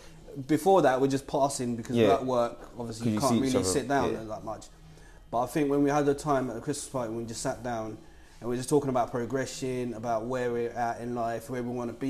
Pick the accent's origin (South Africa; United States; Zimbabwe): Zimbabwe; moved away; also born or lived in Victoria Falls, Zimbabwe; I'm originally from Zimbabwe